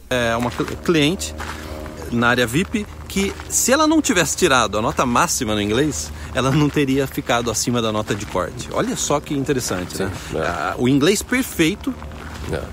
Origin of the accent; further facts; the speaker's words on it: Brazil; now in Canada; eu nasci no Brasil